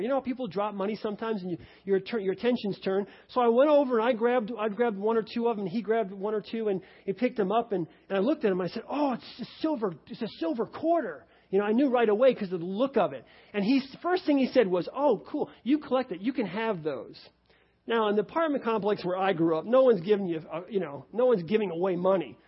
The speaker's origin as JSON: {"language": "English", "region": "New York", "country": "United States", "tie": "born or raised there", "moved": "yes", "lives_now": "Cincinnati, United States", "said": "I grew up in New York."}